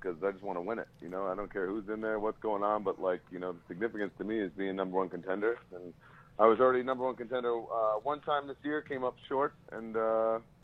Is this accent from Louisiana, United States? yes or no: no; Glen Cove, New York, United States; also born or lived in Merrick, New York; I grew up in Glen Cove, as you said, and now I live in Merrick